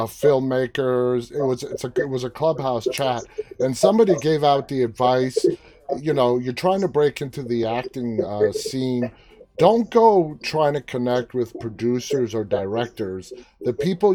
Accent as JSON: {"language": "English", "town": "New York City", "region": "New York", "country": "United States", "tie": "born or raised there", "moved": "as an adult", "lives_now": "Northern Virginia, United States", "said": "I am originally from New York City. Born and raised, 23 years of my life, and for the last 23 years I've been living just outside Washington DC in Northern Virginia"}